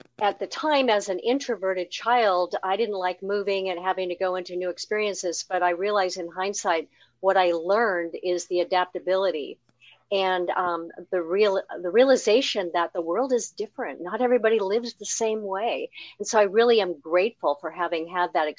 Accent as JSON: {"language": "English", "town": "Seattle", "region": "Washington", "country": "United States", "also_born_or_lived": "Pasadena, California", "moved": "yes", "lives_now": "Cincinnati, United States", "said": "I'm from the Northwest, Greater Seattle area, where most of my family and connections are"}